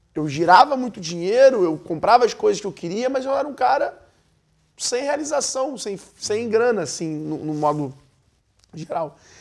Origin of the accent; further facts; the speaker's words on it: Rio de Janeiro, Brazil; eu sou carioca